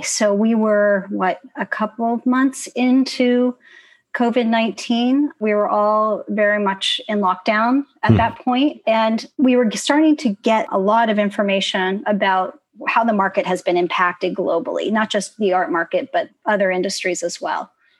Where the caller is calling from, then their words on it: New York, United States; I'm tuning in from Harlem, my home here, uptown. So I am in the city.